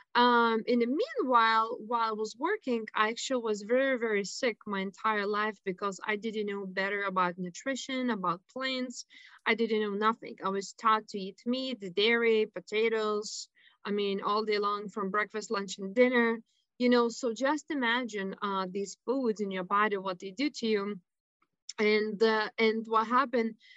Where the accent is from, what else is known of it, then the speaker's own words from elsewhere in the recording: Lithuania; moved away; I was born and raised in Lithuania